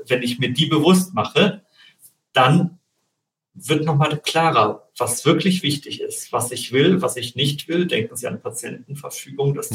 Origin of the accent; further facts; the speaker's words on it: Germany; bei uns in Deutschland